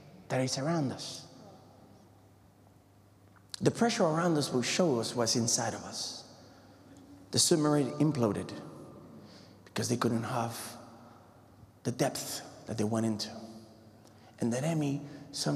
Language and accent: English; Puerto Rico; moved away; I come from the Puerto Rico, the Caribbean